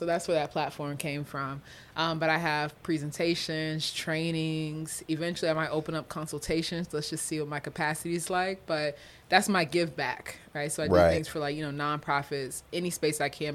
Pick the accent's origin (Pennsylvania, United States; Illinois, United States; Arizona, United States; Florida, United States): Florida, United States; now in Iowa, United States; I'm from Florida